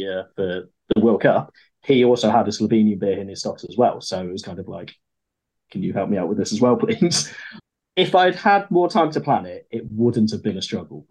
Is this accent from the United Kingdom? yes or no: yes; Midlands, United Kingdom; I grew up in the Midlands and Cheltenham was, what, like a 40-minute drive away from us